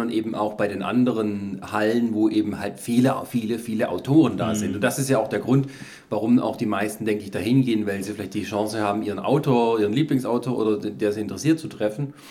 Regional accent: Germany; wir sind Deutsche

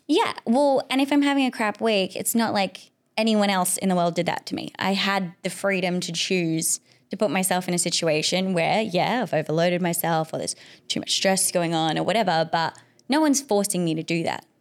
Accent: South Africa; now in Perth, Australia; I'm an immigrant, so I'm from South Africa initially

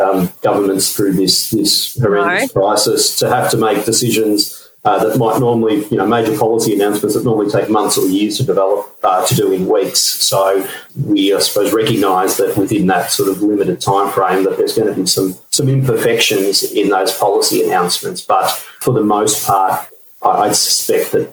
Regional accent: Victoria, Australia; my home state of Victoria

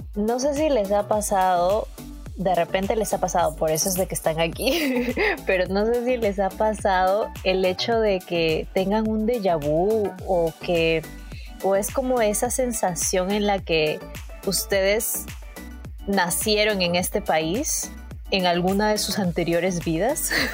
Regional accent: Peru; moved away as an adult; now in Toronto, Canada; en mi país

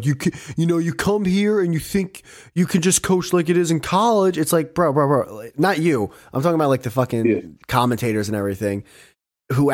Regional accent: Northeast, United States; I'm from the Northeast too. I'm in that tri-state area as well.

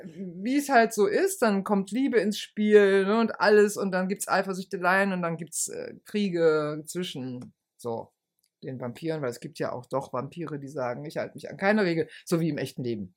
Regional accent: Rhineland, Germany; ich bin ja Rheinländerin

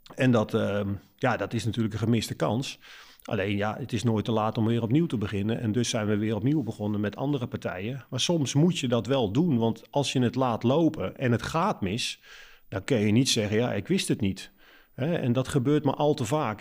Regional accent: Netherlands; als Nederlanders zijn we natuurlijk Calvinistisch volkje

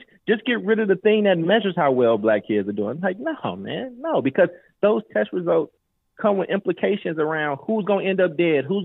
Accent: Oakland, United States; also born or lived in Maywood, Illinois; now in Chicago, United States; I was born here in Chicago, but I was raised in Oakland

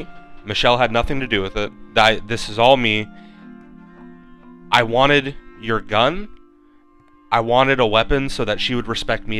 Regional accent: United States; We're American, baby.

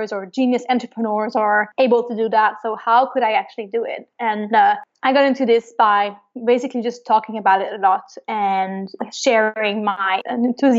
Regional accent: Montreal, Quebec, Canada; I am from Montreal, Canada. So I was born and raised there

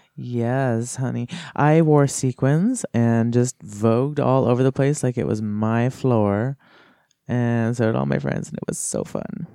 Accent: Kamloops, British Columbia, Canada; moved away as an adult; also born or lived in Kelowna / Winlaw; now in Nelson, Canada; I was born in Kelowna, and I, but I didn't really live there. I grew up my whole life in Kamloops

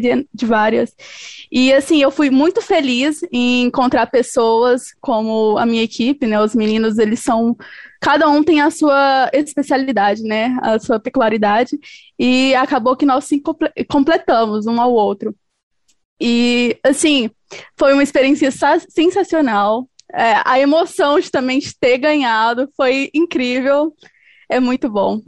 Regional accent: Goiânia, Goiás, Brazil; eu sou goiana, sou aqui de Goiânia, Goiás.

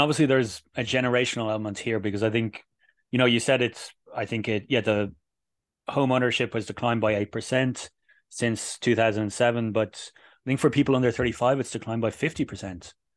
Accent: Dublin, Leinster, Ireland; moved away as an adult; now in Madrid, Spain; my home city of Dublin

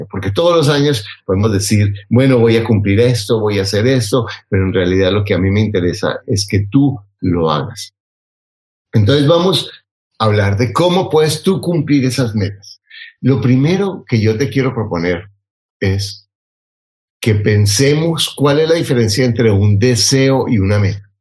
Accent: Mexico; soy empleada, emprendedora, mamá y soy mexicana, sí señor.

